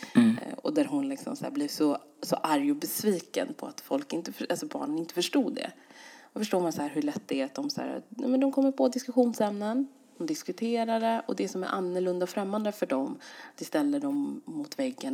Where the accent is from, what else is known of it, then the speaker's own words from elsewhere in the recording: Sweden; jag är ju svensk, så svensk som man kan bli